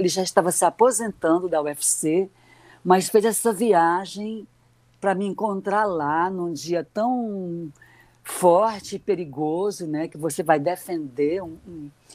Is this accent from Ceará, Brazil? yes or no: yes; Fortaleza, Ceará, Brazil; uma garota que vinha da periferia, da Barra do Ceará, então assim o meu a minha, a minha cidade era restrita a praticamente o bairro onde eu morava